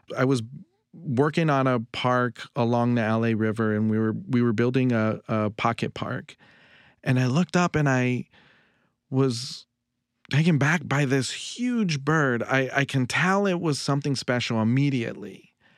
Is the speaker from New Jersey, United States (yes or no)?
no; Los Angeles, California, United States; I'm from Northeast L A, an area called Highland Park